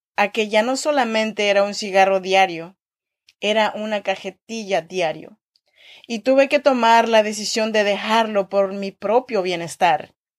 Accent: Chinantla region, Oaxaca, Mexico; now in Sacramento, United States; soy mexicana y oaxaqueña de la región chinanteca.

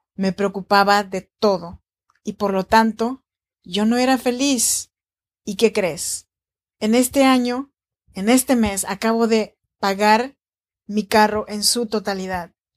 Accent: Oaxaca, Mexico; now in Sacramento, United States; Soy nacida en Oaxaca, México, en la región chinanteca. Y te saludo cordialmente desde Sacramento, California

